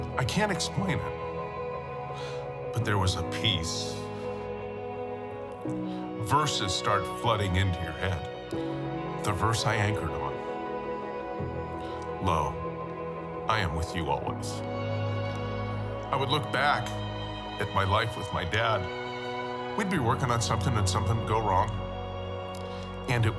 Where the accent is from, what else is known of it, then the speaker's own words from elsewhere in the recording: Los Angeles, California, United States; Growing up in Woodland Hills with my parents, had a great family